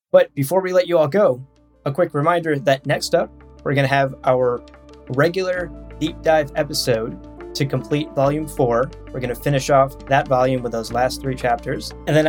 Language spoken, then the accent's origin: English; Ohio, United States; I am from Ohio.